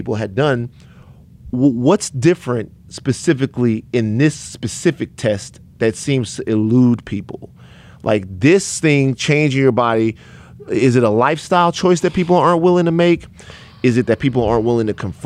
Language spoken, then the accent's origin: English; Louisiana, United States; I'm from Louisiana